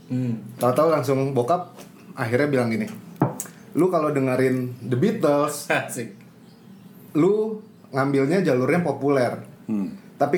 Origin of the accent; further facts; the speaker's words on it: Medan, North Sumatra, Indonesia; Nah akhirnya dari situ udah pas SMP di Medan, untungnya di Medan tuh banyak yang jual kaset-kaset import